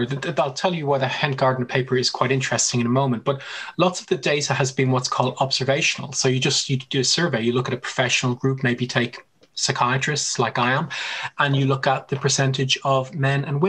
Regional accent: Ireland; moved away; I'm Irish

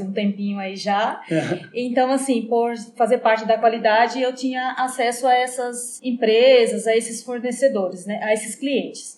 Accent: Ipirá, Bahia, Brazil; now in Iracemápolis, Brazil; eu sou nascida em Pirá, no estado da Bahia, uhum. mas moro aqui em Iracemápolis desde 2001.

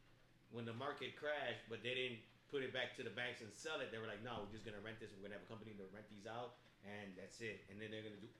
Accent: Chicago, Illinois, United States; I don't need to, but I'm from Chicago. I'm from the west side of Chicago.

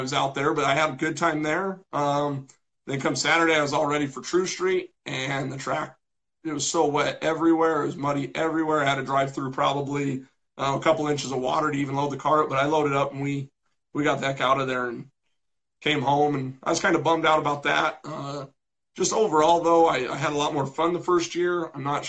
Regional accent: Colorado, United States; I'm from Colorado

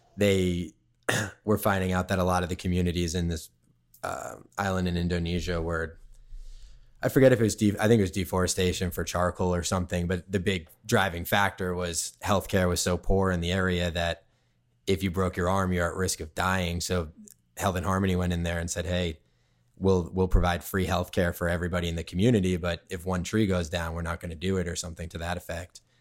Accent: Cape Cod, Massachusetts, United States; also born or lived in Silver Lake, Los Angeles; now in Los Angeles, United States; I grew up on Cape Cod, in, in Mass

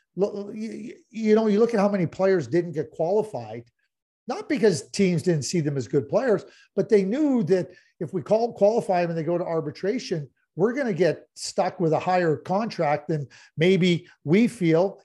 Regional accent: Montreal, Quebec, Canada; I grew up in Montreal, and I grew up in a fantastic community

